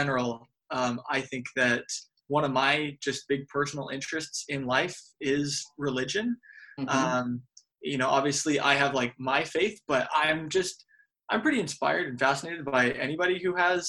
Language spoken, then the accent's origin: English; Las Vegas, Nevada, United States; moved away as an adult; also born or lived in Pennsylvania / Utah; I'm originally from Las Vegas and then moved all the way out to Pennsylvania